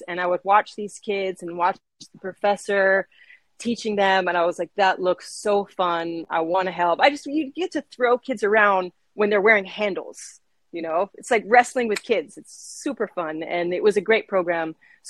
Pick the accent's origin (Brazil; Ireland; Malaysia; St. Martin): St. Martin; also born or lived in Boston, United States; I was born in Boston, and I've grown up on the island of St. Martin. So it's a small island in the Caribbean.